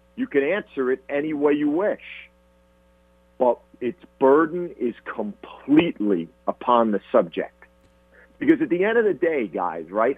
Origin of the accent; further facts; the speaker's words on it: New Jersey, United States; moved away as an adult; growing up in New Jersey